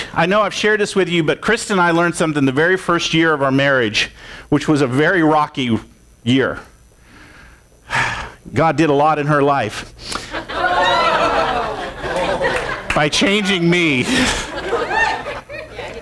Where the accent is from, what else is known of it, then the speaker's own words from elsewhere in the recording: Florida, United States; I grew up in Florida, and there was a lake across the street